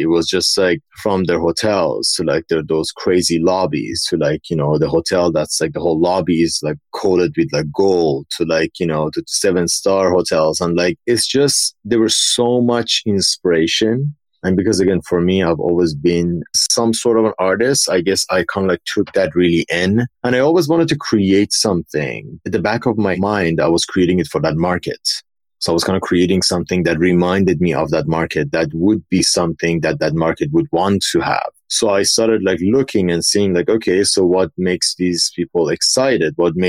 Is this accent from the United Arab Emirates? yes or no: yes; Dubai, United Arab Emirates; also born or lived in Iran; So I grew up in Dubai. No, moving to Dubai from Iran was such a culture shock for me. Like I moved there when I was like around 11.